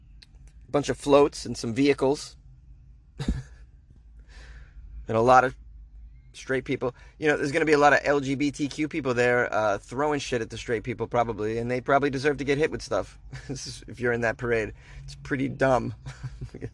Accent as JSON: {"language": "English", "town": "Boston", "region": "Massachusetts", "country": "United States", "tie": "born or raised there", "said": "it's my hometown. But, Boston"}